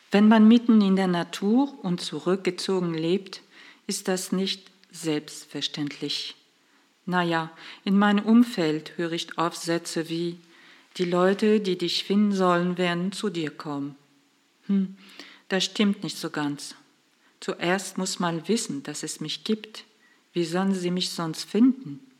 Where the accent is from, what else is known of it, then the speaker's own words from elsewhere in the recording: France; now in Germany; ich bin gebürtig aus Frankreich, lebe aber ziemlich lange, seit 89, also 34 Jahre in Deutschland.